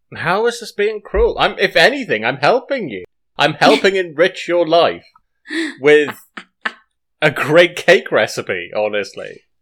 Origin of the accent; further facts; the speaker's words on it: Wales, United Kingdom; I am Welsh.